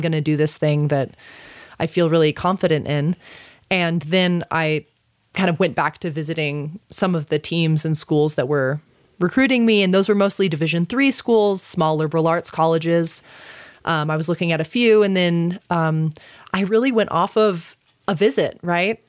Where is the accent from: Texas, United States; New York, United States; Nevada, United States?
Texas, United States; moved away as an adult; now in Santa Fe, United States; being the Texan